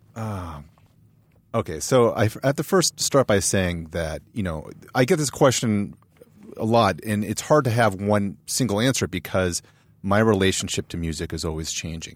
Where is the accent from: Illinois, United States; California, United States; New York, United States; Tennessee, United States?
California, United States; San Marino; also born or lived in Boston, Massachusetts / San Francisco Bay Area; I grew up in San Marino